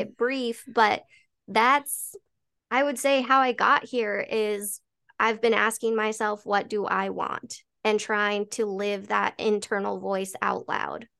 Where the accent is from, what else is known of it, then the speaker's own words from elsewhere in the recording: Colorado, United States; Born and raised in Colorado